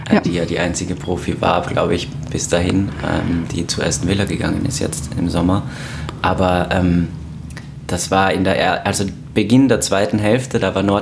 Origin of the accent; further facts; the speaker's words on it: Graz, Styria, Austria; now in Dortmund, Germany; Ich äh, bin ein ähm, jetzt neuer Dortmunder, der quasi Nachbar von Jule ist zufällig äh, und aus Österreich, komme eigentlich aus Graz